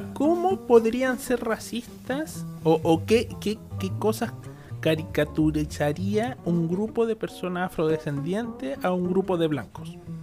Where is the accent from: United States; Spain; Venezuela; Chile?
Chile; nosotros como chilenos no somos privilegiados por vivir en este país